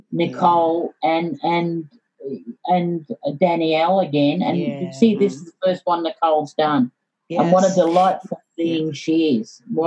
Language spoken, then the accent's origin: English; Yorkshire and the Humber, United Kingdom; born there; I was born in Yorkshire.